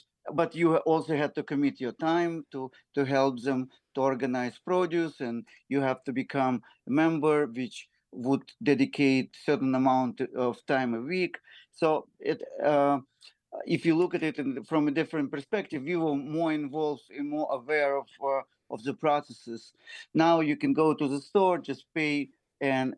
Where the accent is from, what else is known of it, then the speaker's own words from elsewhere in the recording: Ukraine; now in New York, United States; I came from Ukraine. We are Jewish. We lived in Ukraine almost now, at least 32 years ago.